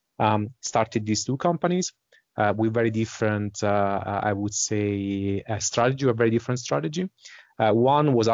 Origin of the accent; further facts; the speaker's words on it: Italy; accent: Italian; English is a second language; moved away as an adult; also born or lived in Dublin, Ireland; now in Switzerland; So I'm originally from Italy, as my accent might suggest, but I spent pretty much the last 20 years of my life outside Italy.